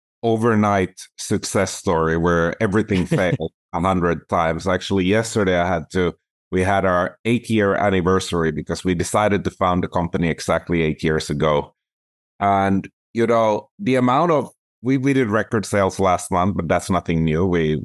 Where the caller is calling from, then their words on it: Toronto, Ontario, Canada; I'm calling in from Toronto, Ontario, and I tend to spend about 6 months of the year here, and the rest I do traveling.